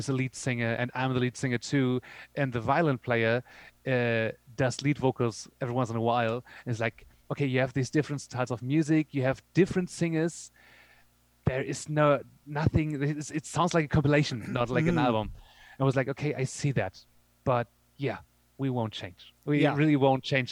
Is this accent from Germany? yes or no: yes; Germany; also born or lived in Berlin; we're from Germany